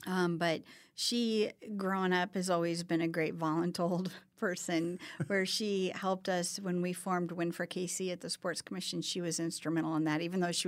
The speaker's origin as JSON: {"language": "English", "town": "Kansas City", "region": "Missouri", "country": "United States", "tie": "born or raised there", "said": "born and raised in Kansas City, attended Winnetonka High School right by Worlds of Fun, grew up on 52nd Street where there were no sidewalks"}